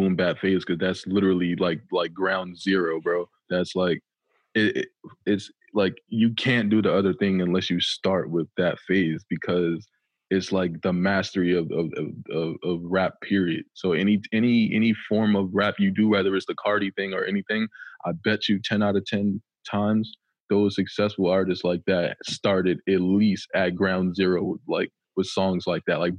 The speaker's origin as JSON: {"language": "English", "town": "Philadelphia", "region": "Pennsylvania", "country": "United States", "tie": "born or raised there", "said": "I started rapping though at about 10 years old, because you know it was just a thing to do where I was from, because I was originally from Philadelphia, Pennsylvania."}